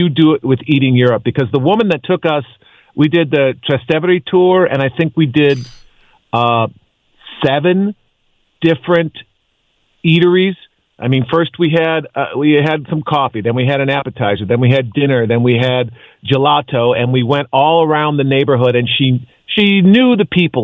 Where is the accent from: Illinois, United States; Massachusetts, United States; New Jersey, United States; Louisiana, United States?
Illinois, United States; Chicago; I grew up in Chicago